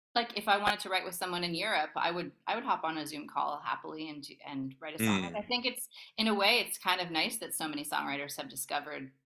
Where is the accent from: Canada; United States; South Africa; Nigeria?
Canada; Toronto, Ontario; moved away; I'm from Toronto